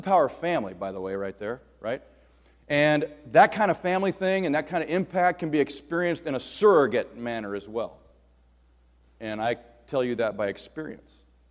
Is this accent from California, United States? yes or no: yes; Southern California, United States; moved away as an adult; also born or lived in Nebraska; I grew up in Southern California in an incredibly broken home